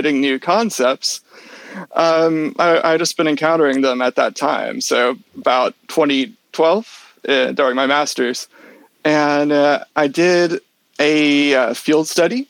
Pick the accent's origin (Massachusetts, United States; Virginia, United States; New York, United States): Virginia, United States; Richmond; moved away as an adult; also born or lived in Durham, United Kingdom; I'm originally from the Richmond, Virginia area